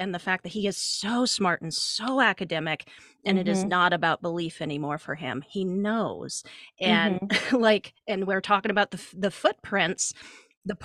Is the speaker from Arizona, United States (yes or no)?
no; Montana, United States; I grew up in Montana.